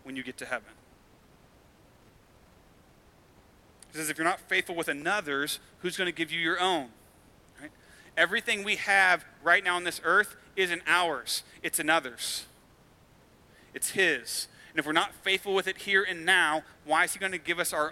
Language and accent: English; United States; myself included, that we as American Christians